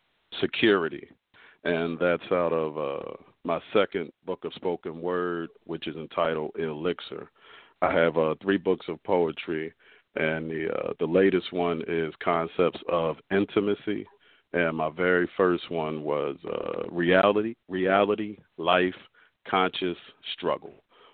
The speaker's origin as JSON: {"language": "English", "town": "Philadelphia", "region": "Pennsylvania", "country": "United States", "said": "I'm a poet. I'm an author from South Philadelphia."}